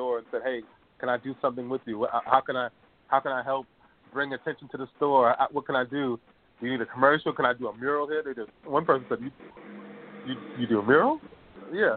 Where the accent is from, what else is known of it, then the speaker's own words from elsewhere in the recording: Boston, Massachusetts, United States; now in Los Angeles, United States; I'm from Boston